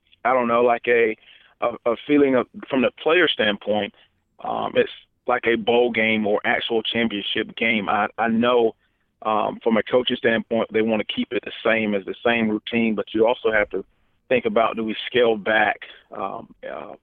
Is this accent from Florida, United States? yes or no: yes; Florida, United States; now in Alabama, United States; my home state